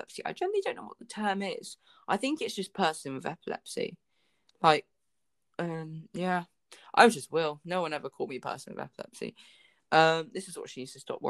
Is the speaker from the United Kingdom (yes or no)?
yes; United Kingdom; I'm a British citizen